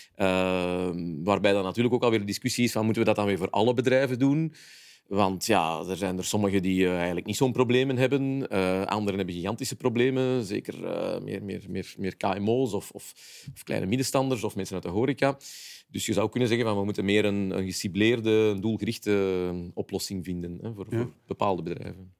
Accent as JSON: {"language": "Dutch", "region": "Flanders", "country": "Belgium"}